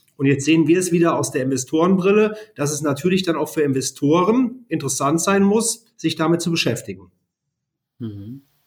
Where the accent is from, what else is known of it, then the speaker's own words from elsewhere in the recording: Siegen, North Rhine-Westphalia, Germany; ich komme gebürtig aus Siegen